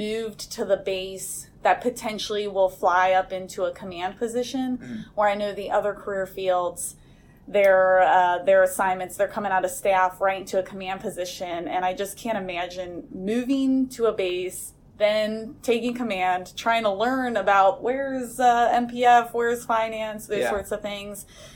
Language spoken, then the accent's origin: English; Ohio, United States; moved away as an adult; I grew up in Ohio, not from a military family